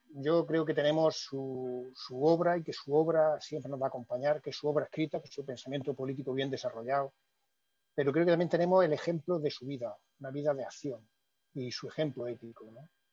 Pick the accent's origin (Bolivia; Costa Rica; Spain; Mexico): Spain; Órgiva, Andalusia; yo soy de Órgiva, ¿eh? que era el pueblo de, Trevijano